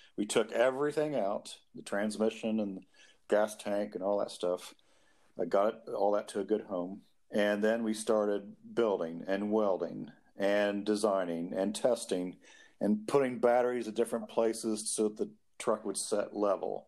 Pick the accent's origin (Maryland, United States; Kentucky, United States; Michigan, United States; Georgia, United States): Kentucky, United States; born or raised there